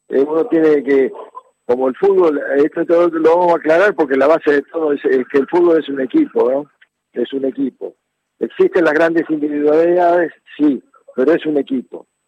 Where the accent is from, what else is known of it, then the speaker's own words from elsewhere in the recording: Godoy Cruz, Mendoza, Argentina; Este, y en eh, Mendoza, futbolísticamente, yo vivía eh, vivía jugando en el potrero y, nací